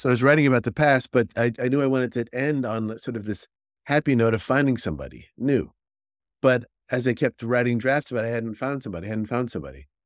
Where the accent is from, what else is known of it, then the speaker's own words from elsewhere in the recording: Northeast, United States; now in Connecticut, United States; I grew up in the Northeast, right? So, I live here in Connecticut